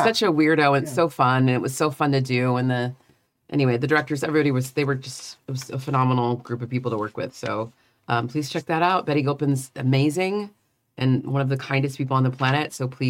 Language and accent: English; San Diego, California, United States; from San Diego, and I never went.